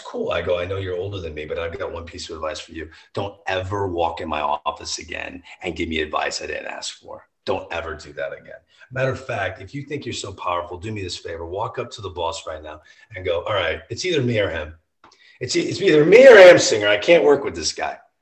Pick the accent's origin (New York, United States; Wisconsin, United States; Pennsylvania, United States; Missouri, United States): Missouri, United States; St. Louis; I'm from St. Louis.